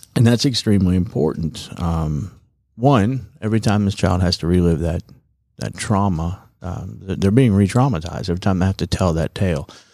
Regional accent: East Cobb, Georgia, United States; also born or lived in New York / Rome, Georgia; I was born in New York and grew up in East Cobb and I went to Berry College

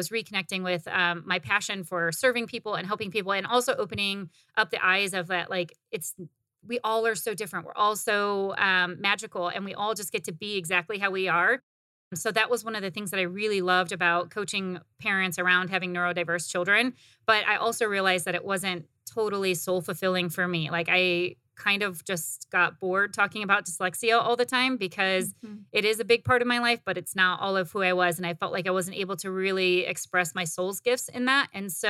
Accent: Midwest, United States; also born or lived in Indiana; I was born in Indiana. Actually, I did grow up in the Midwest, and I never fit in the Midwest. And so I came to Arizona right after college.

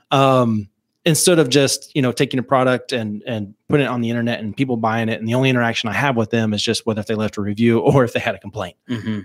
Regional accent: Mountainburg, Arkansas, United States; born and raised in Mountainburg, Arkansas

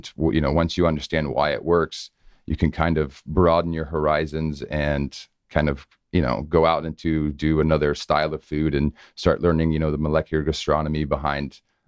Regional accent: Ohio, United States; also born or lived in Northern Virginia / South Carolina; But we grew up in Ohio, traveled around a lot, lived in Northern Virginia, South Carolina

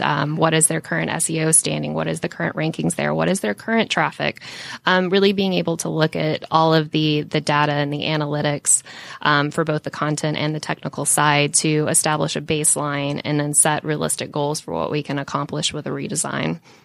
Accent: Jonesboro, Georgia, United States; I grew up and lived in Jonesboro

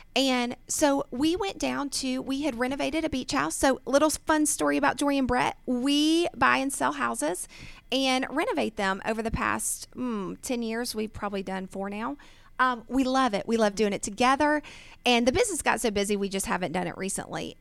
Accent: Snellville, Georgia, United States; I was born and raised here in Georgia, um, and I grew up in Snellville

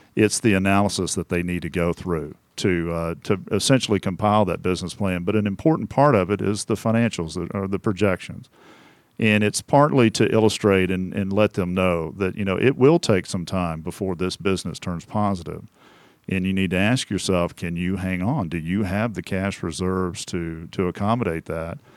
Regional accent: Temple, Texas, United States; moved away; I'm from a town called Temple.

